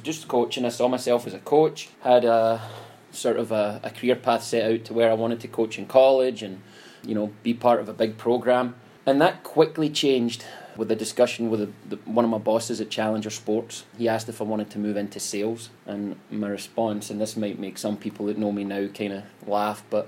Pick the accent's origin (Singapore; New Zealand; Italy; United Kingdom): United Kingdom; Scotland; moved away; born and raised in Scotland